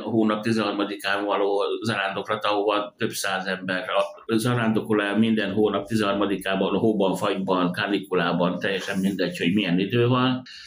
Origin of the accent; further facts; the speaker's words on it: Dunakeszi, Pest, Hungary; moved away as an adult; also born or lived in Budapest; now in Homokkomárom, Hungary; Budapest mellett Dunakeszén nőttem föl